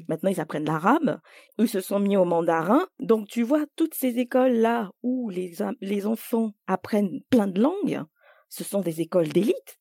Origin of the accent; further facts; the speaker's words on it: Côte d’Ivoire; first language French; moved away; je suis née en Côte d'Ivoire et j'ai passé euh, tout mon primaire en Côte d'Ivoire.